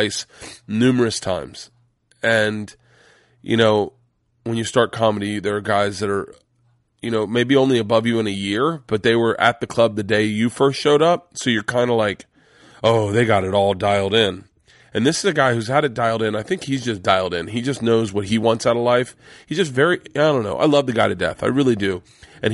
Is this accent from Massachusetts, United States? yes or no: no; Tampa, Florida, United States; We grew up smoking cigars in Tampa